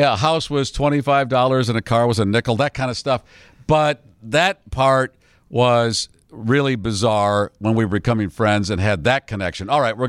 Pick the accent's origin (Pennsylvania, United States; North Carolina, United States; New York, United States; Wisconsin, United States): Pennsylvania, United States; Pittsburgh; born there; And where were you born, …? I was born in Pittsburgh.